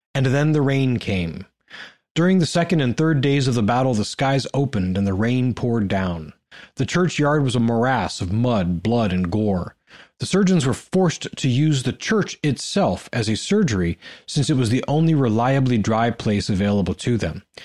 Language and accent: English; Ohio, United States; I'm from Ohio